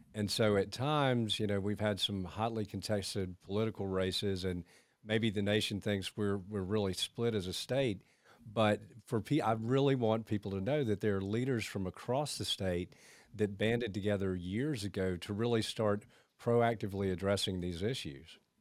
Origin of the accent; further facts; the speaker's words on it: Augusta, Georgia, United States; also born or lived in Atlanta, Georgia / Beaufort, South Carolina; I grew up in Augusta. I went to Atlanta for a while, then Beaufort, South Carolina, and came back